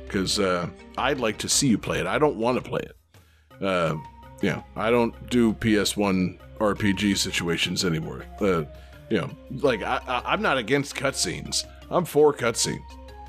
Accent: Florida, United States; We're all from Florida

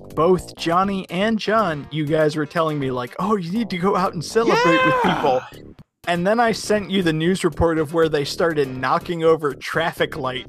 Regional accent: Florida, United States; now in Illinois, United States; considering I was born and raised in Florida and currently live in Illinois

